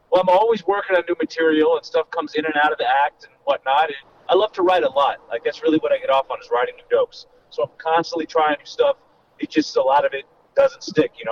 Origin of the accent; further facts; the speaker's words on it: Los Angeles, California, United States; I'm, I'm from Los Angeles, so that always made, whereas for a lot of comedians, it's this big move